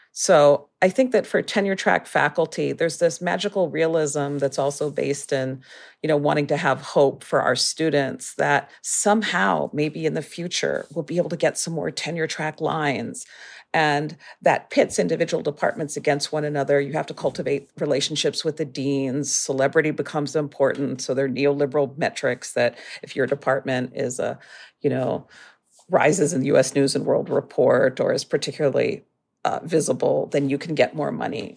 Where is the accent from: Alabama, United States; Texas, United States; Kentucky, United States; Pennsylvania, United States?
Pennsylvania, United States; Erie; moved away; I grew up in Erie, Pennsylvania, which is a very, very working class place